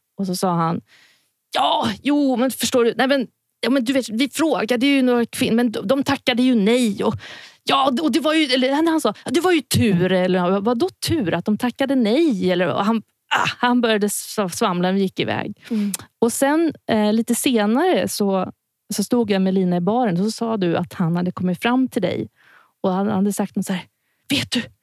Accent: Stockholm, Stockholm County, Sweden; also born or lived in Örebro; jag är från Stockholm, har gått musikutbildningar här och ja, när jag var liten så bodde jag även åtta år i Örebro

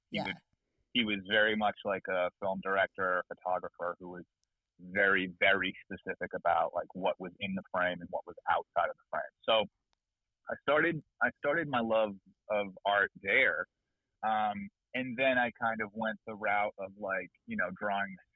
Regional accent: Amesbury, Massachusetts, United States; moved away as an adult; now in Los Angeles, United States; When I was a kid, I grew up in New England in sort of a very puritanical kind of environment

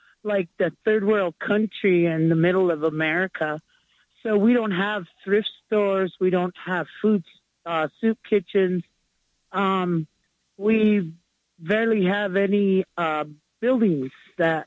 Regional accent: Pine Ridge, South Dakota, United States; I was born and raised in Pine Ridge, South Dakota.

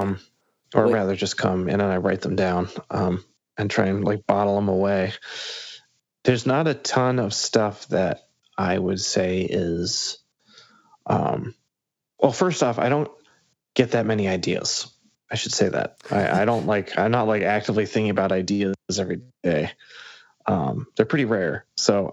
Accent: Massachusetts, United States; moved away as an adult; also born or lived in Chicago; I lived in Chicago from college on, and I grew up in Massachusetts

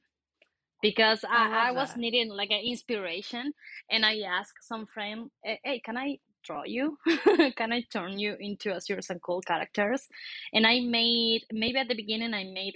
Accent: Argentina; now in Mexico City, Mexico; I'm from Argentina, but I'm living in Mexico City.

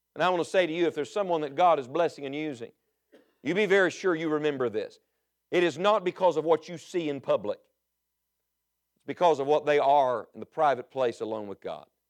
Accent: West Virginia, United States; I'm from West Virginia

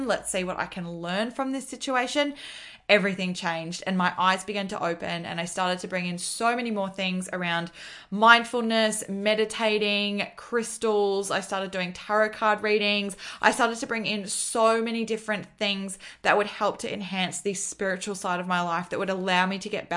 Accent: Australia; also born or lived in Gold Coast, Queensland; I am from Australia

